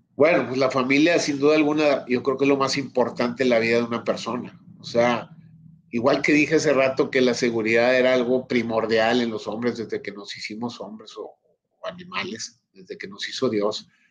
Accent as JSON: {"language": "Spanish", "country": "Mexico", "said": "como mexicano"}